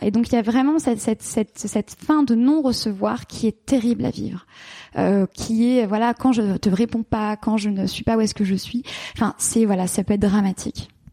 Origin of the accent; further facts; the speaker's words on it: Paris, Île-de-France, France; moved away as an adult; also born or lived in London; à 22 ans, je suis partie, j'ai quitté la France, j'ai quitté Paris, j'ai quitté mes amis, et je suis partie m'installer à Londres